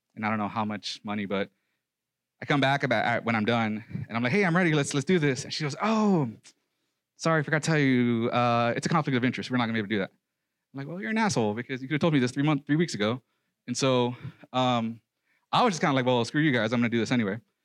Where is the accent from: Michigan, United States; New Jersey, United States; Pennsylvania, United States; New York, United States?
New York, United States; New York City; moved away; also born or lived in Nebraska; I was raised in the Cypress Hills projects of, housing projects of Brooklyn, New York.